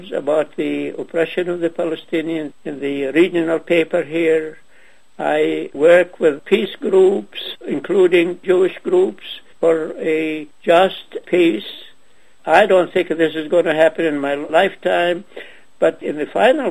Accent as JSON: {"language": "English", "town": "Ajloun", "region": "Ajloun Governorate", "country": "Jordan", "tie": "born or raised there", "also_born_or_lived": "Nazareth / Ramallah", "moved": "yes", "said": "I was born in Ajloun, which is now in Jordan"}